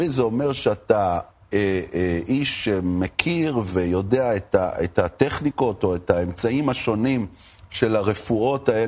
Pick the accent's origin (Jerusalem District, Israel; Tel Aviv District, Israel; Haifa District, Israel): Haifa District, Israel; Haifa; אני גדלתי בחיפה.